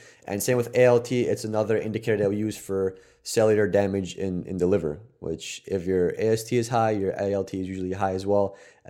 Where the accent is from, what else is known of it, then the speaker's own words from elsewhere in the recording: Poland; moved away; we're fucking Polish